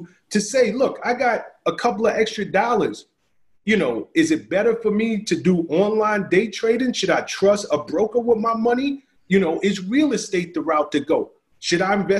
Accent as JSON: {"language": "English", "town": "New York City", "region": "New York", "country": "United States", "moved": "yes", "said": "I'm from the South Bronx. I didn't get out of the South Bronx by accident"}